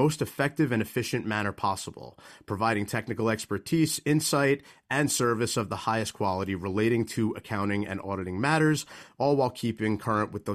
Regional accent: Manalapan, New Jersey, United States; based right here in my hometown of Manalapan

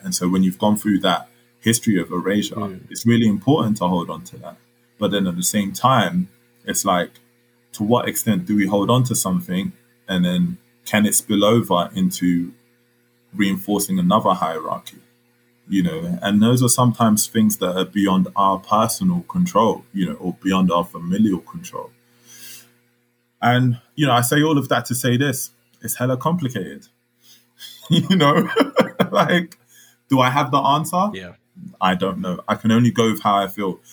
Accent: London, United Kingdom; also born or lived in Congo; I'm a black Londoner.

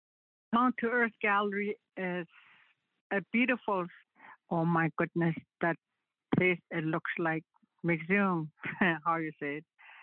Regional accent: Beauval, Saskatchewan, Canada; now in Dillon, Canada; I'm originally from Bishopcourt, and I live here in Dillon with my husband, 38 years.

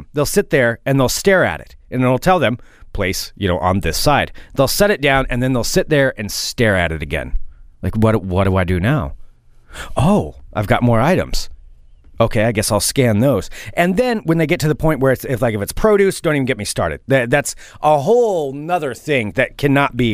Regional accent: Oregon, United States; I am from Oregon

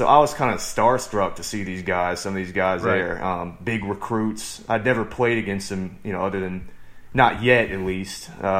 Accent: Williamsburg, Virginia, United States; moved away as an adult; also born or lived in Asheville, North Carolina; now in Dallas, United States; I'm from Williamsburg, Virginia

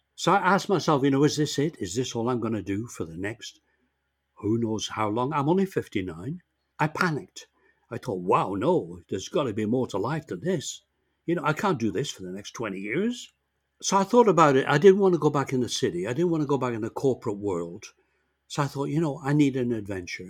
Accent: England, United Kingdom; moved away as an adult; now in Canada; I came to Canada when I was 19 from England by myself

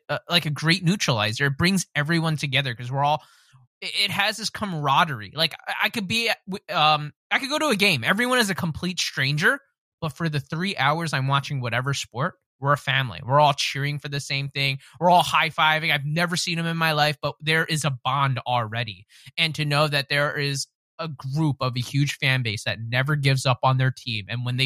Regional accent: Philadelphia, Pennsylvania, United States; I grew up in Philadelphia. I am a Philadelphia trash through and through

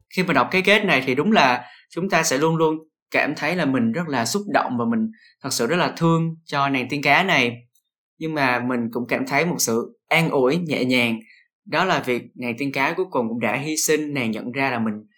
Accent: Vietnam

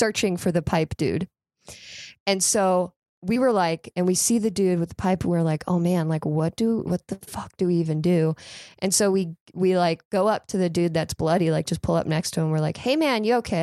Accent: near Palm Beach, South Florida, United States; moved away; I'm originally from South Florida

